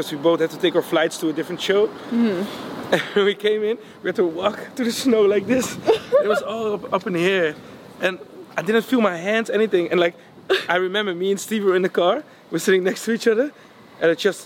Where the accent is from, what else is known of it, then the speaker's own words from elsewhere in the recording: Netherlands; I was from Holland